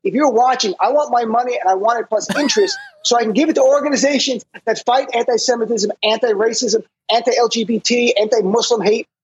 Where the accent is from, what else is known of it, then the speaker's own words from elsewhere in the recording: New Jersey, United States; my home state of New Jersey